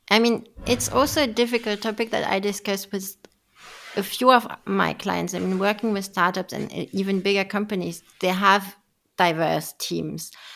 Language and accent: English; France; I was raised and born in France, so not, not German